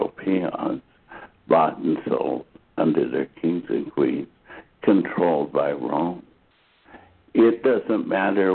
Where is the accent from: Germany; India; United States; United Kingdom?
Germany; Dachau, Bavaria; moved away; I grew up outside of Dachau, Germany